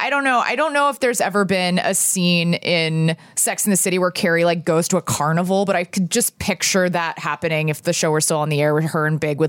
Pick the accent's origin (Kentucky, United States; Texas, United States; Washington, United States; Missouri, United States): Texas, United States; moved away; I grew up in Texas